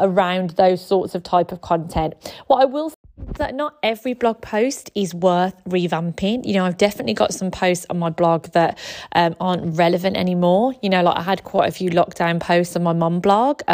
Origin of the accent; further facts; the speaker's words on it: Birmingham, West Midlands, United Kingdom; If you can't tell from my accent, I am from Birmingham.